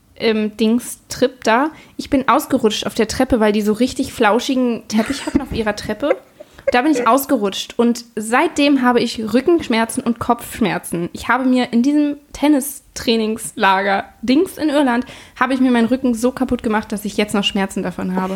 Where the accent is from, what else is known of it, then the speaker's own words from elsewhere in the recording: Lübeck, Schleswig-Holstein, Germany; ich komme aus Lübeck